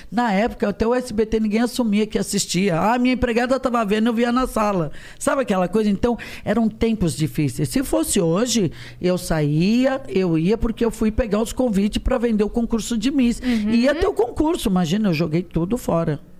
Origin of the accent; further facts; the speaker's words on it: Rio de Janeiro, Brazil; now in São Paulo, Brazil; Eu falo, ai, desculpa, eu sou do Rio.